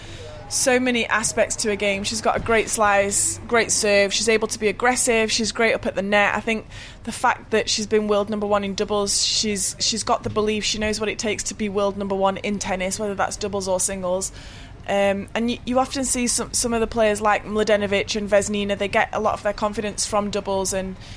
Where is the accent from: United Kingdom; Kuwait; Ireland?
United Kingdom; that's what I'm used to first, being British.